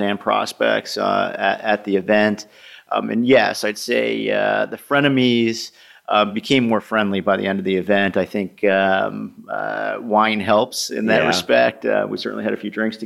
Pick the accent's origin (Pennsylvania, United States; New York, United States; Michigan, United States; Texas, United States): New York, United States; now in Boston, United States; I'm originally from New York.